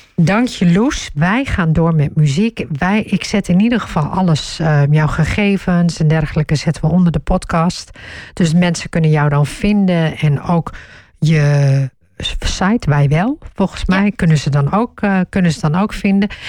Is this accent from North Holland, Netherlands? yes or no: no; northeast Groningen, Netherlands; Ik ben in Noordoost-Groningen opgegroeid